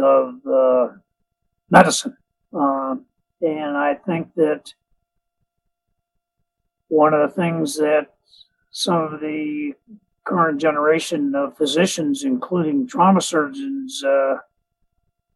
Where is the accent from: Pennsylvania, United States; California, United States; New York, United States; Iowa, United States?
Pennsylvania, United States; Pittsburgh; I grew up in Pittsburgh